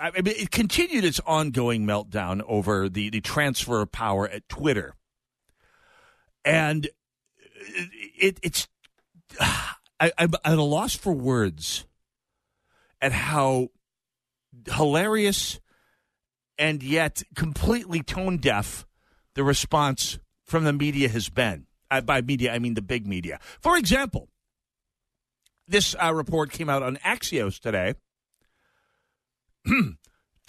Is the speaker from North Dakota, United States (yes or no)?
yes; North Dakota, United States; now in Minnesota, United States; I'm from North Dakota